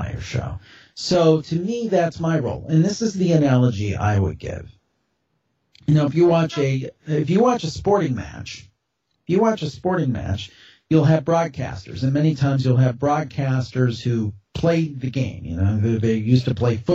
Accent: Cleveland, Ohio, United States; I'm calling from Cleveland, Ohio

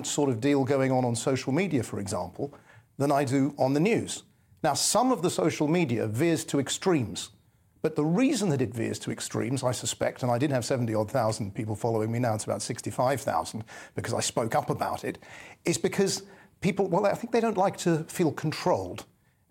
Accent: England, United Kingdom; I'm English

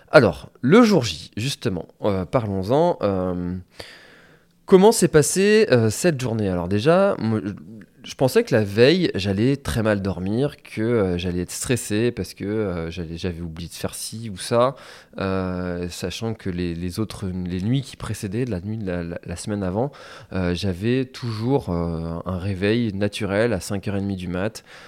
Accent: Telgruc-sur-Mer, Brittany, France; je suis originaire de Telgruc, donc qui est une des communes de la presqu'île de Crozon.

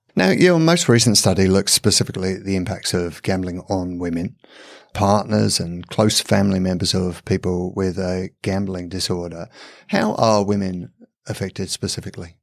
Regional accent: England, United Kingdom; I'm from England.

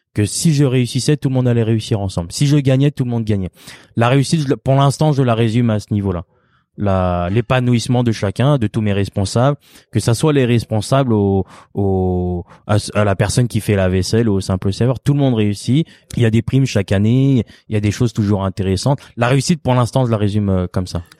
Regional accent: France; je suis né en France, hein, bien sûr. Je suis d'origine cambodgienne.

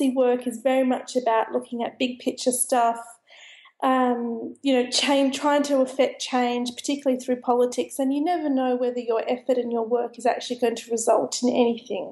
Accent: Sydney, New South Wales, Australia; now in London, United Kingdom; I was actually a city kid. I grew up in Sydney.

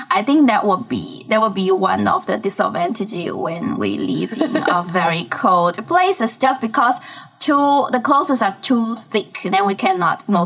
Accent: Fujian, China; moved away as an adult; also born or lived in Harbin, China; now in Singapore; I was born and raised in Fujian, which is a province very close to Taiwan. And then when I was 18 years old, after the college entrance examination, I attended a university in Harbin, Harbin Institute of Technology

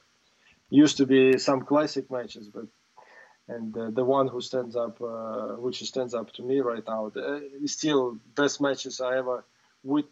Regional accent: Russia; English is a second language; I was the first ever Russian to win the Grand Slam

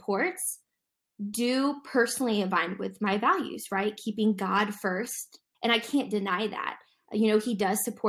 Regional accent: Dayton, Ohio, United States; now in Zionsville, United States; I'm originally from Dayton, Ohio

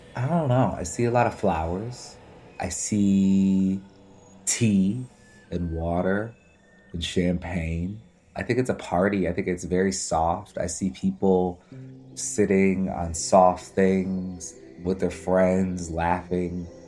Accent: Midwest, United States; I'm from the Midwest and we're actually the middle of the country

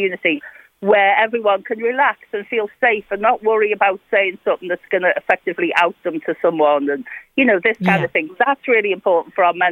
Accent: Liverpool, North West England, United Kingdom; moved away; I came from Liverpool, I just probably painting the obvious in my voice

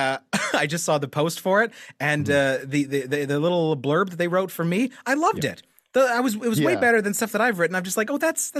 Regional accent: Winnipeg, Manitoba, Canada; We're both from Winnipeg

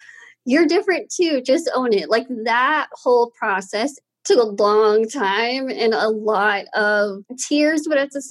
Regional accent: Austin, Texas, United States; I was born and raised here in Austin.

